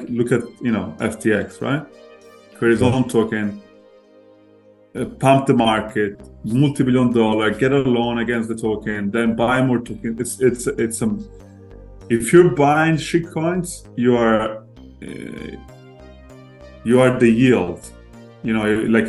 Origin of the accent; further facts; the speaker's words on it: Florence, Tuscany, Italy; moved away as an adult; also born or lived in London; I was born and raised in Italy, Florence